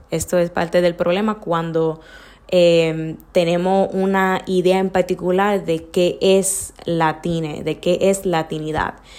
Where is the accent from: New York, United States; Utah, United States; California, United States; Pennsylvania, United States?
New York, United States; En Nueva York, nací en Nueva York también, pero me crié sumamente dominicana